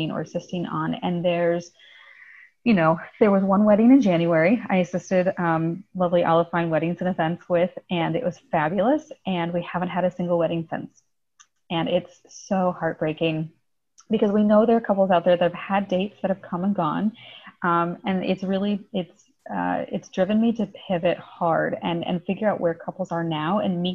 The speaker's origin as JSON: {"language": "English", "region": "Iowa", "country": "United States", "also_born_or_lived": "Illinois", "moved": "yes", "lives_now": "Chicago, United States", "said": "My husband and I are originally from Iowa, actually, but I was born in Illinois"}